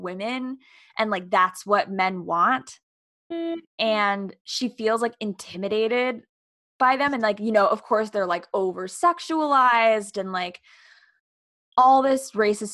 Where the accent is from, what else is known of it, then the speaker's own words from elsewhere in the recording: New York, United States; I'm from New York